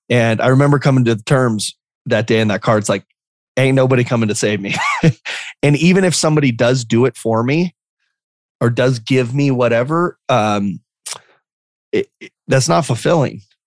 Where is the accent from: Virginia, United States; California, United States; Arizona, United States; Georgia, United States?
Arizona, United States; Lake Havasu City; also born or lived in Phoenix, Arizona; I moved to a small town when I was three um, called Lake Havasu City, Arizona. And so Lake Havasu City is this small little town of 50. Well, now it's got about 55,000 people uh, right on the Colorado River. Um, but the Colorado River kind of gets wide and it, it, looks like a lake. And so, um, just this this small town that I grew up